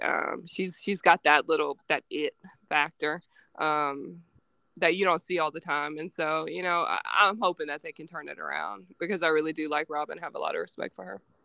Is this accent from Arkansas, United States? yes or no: yes; Arkansas, United States; also born or lived in Missouri; born and raised in Arkansas.